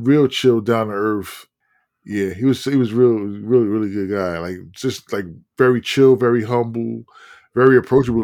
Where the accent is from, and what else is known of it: Newark, New Jersey, United States